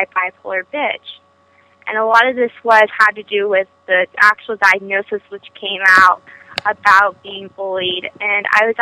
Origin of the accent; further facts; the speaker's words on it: Los Altos, California, United States; I am from Los Altos, California